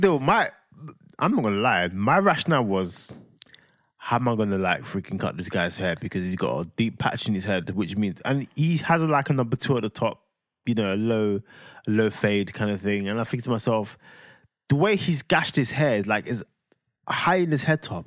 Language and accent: English; London, United Kingdom; I'm from London